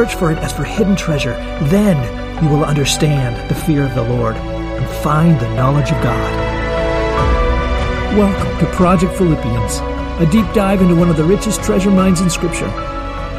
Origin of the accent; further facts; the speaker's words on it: eastern Washington, United States; when I was in community college here in my hometown